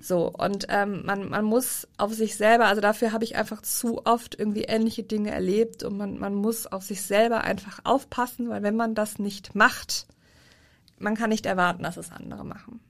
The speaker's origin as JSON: {"language": "German", "region": "Rhineland", "country": "Germany", "moved": "yes", "said": "als Rheinländer"}